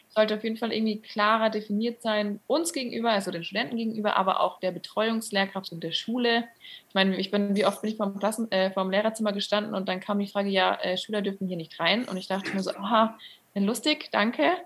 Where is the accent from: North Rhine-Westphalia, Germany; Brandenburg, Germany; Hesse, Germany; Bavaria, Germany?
Bavaria, Germany; near Munich; Ich komme auch nicht direkt aus München, ähm, aber in der Nähe, näheren Umgebung.